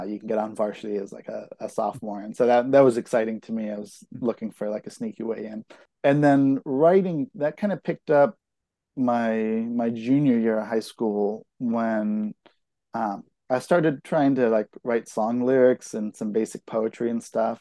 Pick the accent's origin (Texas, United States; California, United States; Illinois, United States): California, United States; Concord; I grew up in in Concord, which is kind of like the far side of the East Bay.